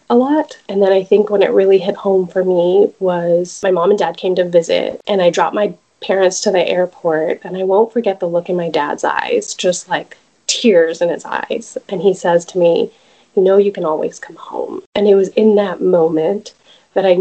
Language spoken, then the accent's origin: English; Dallas, Texas, United States; moved away as an adult; also born or lived in California; I am originally from Dallas and raised here